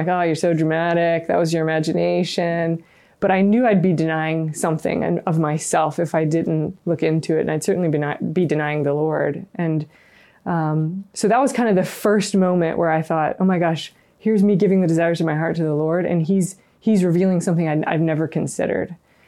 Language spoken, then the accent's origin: English; the South, United States; Yeah, growing up in the South, I wasn't around religious and never had kind of an experience with religious, didn't think about it ever.